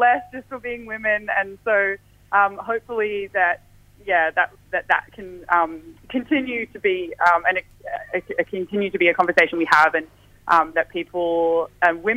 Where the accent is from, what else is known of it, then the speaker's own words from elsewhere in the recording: South Coast of Western Australia, Australia; That wave's actually in my hometown